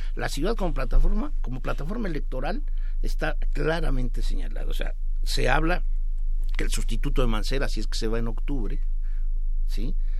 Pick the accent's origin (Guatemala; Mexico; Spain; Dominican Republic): Mexico